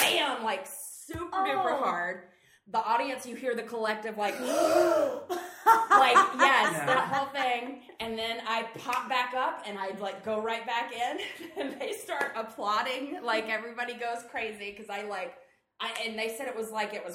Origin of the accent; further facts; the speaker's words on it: Atlanta, Georgia, United States; I am from Atlanta, Georgia.